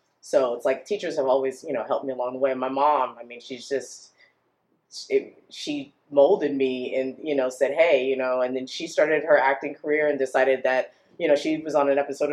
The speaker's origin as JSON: {"language": "English", "town": "Los Angeles", "region": "California", "country": "United States", "tie": "born or raised there", "said": "I was born and raised in Los Angeles"}